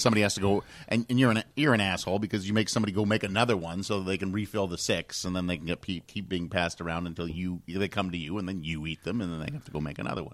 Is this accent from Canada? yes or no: yes; Canada; And I'm from Canada.